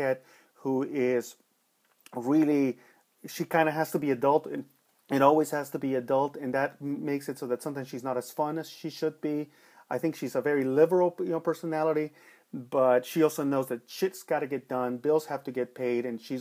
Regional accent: Los Angeles, California, United States; Growing up in East LA in the 80s, where there was a lot of shit going on and people weren't happy in Los Angeles

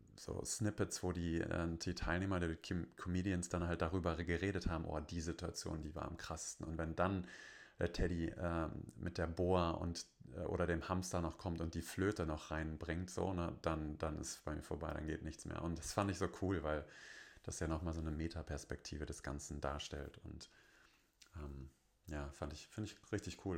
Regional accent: Bonn, North Rhine-Westphalia, Germany; bei uns in Bonn

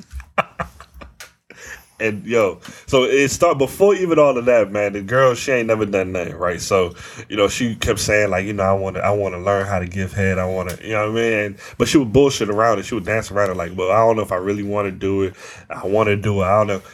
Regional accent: Northern Virginia, United States; we grew up in Northern Virginia

